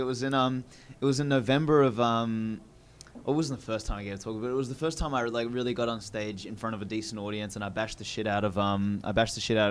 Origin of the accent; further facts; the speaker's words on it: Australia; accent: Australian; Mine's not too like Australian.